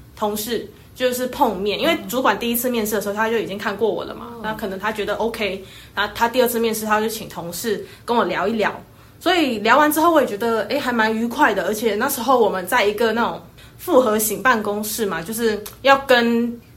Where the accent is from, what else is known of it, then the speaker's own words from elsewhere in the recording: Taiwan; 我们台湾人